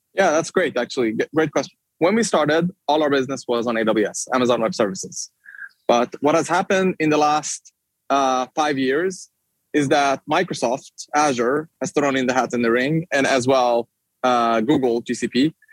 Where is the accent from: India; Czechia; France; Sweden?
Sweden; moved away as an adult; now in United States; in Sweden, my home country